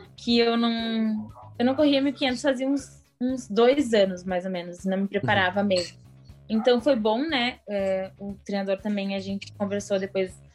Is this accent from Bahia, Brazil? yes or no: no; Quaraí, Rio Grande do Sul, Brazil; A minha avó também, ela tem uma rádio lá em Quaraí, ah, que, que é a minha cidade natal